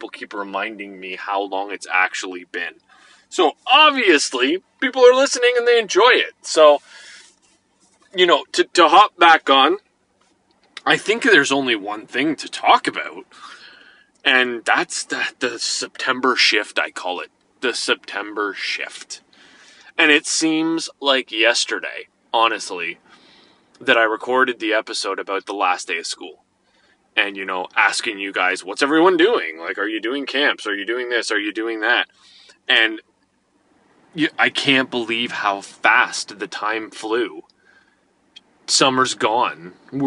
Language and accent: English; Canada; we're Canadian